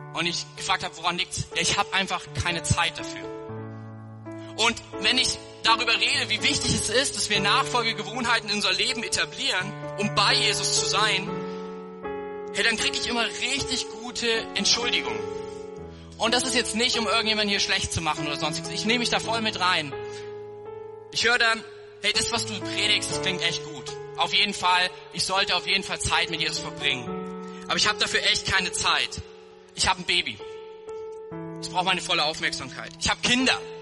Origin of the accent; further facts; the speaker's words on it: Germany; wir als Deutsche